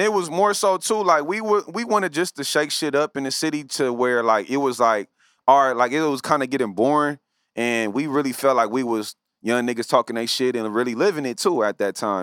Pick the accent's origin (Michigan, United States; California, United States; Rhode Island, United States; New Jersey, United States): California, United States; Los Angeles; I grew up in the West Side